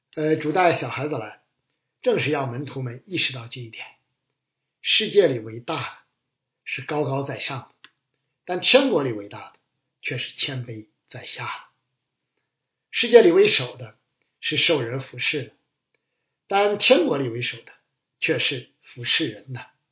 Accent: China; 我们中国人更是擅长这类窝里斗，乐此不疲。

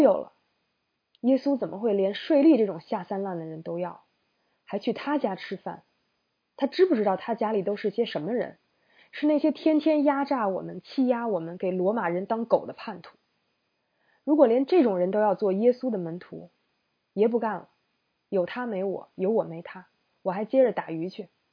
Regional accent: China; 我们中国人

